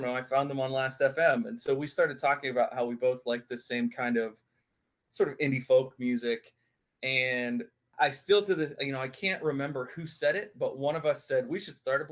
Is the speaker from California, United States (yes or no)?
no; Western Pennsylvania, United States; I was born and raised in Western Pennsylvania